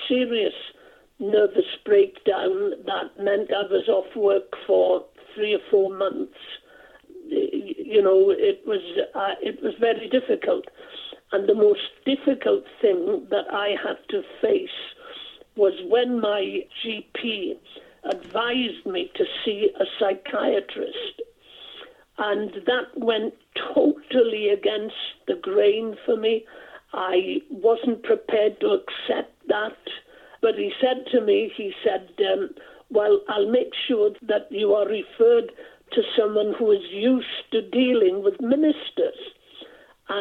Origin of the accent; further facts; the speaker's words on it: South Wales, United Kingdom; first language Welsh; English is a second language; also born or lived in Blaenau Ffestiniog, North Wales; I'm a Welshman. I was born in North Wales in a little village called Dolrhedyn, just outside the town of Blenheithfestiniog. And brought up in a Welsh-speaking family, couldn't speak English until I was gone seven, when the family moved from North Wales down to South Wales.